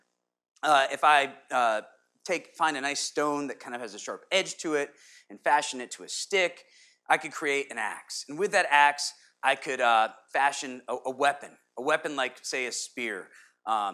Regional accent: Connecticut, United States; being a kid growing up in Connecticut

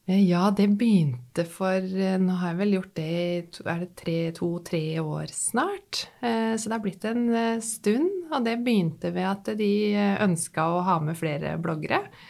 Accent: Nesbyen, Buskerud, Norway; now in Drøbak, Norway; hjemme i Hallingdal, hvor jeg vokste opp, på Nesbyen i Hallingdal

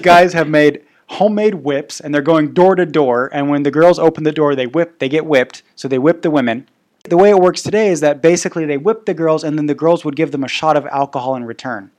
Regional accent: Bavaria, Germany; now in Prague, Czech Republic; I grew up in Bavaria

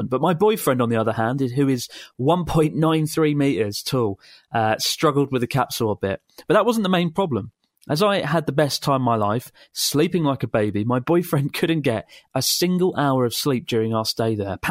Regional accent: Bulgaria; now in Germany; I'm from Bulgaria, currently living in Germany.

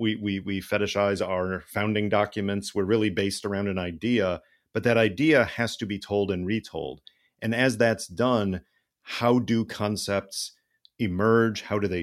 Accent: Illinois, United States; both of us growing up in Illinois, the land of Lincoln

